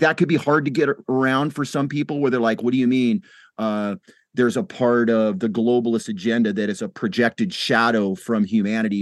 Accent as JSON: {"language": "English", "country": "United States", "said": "as an American"}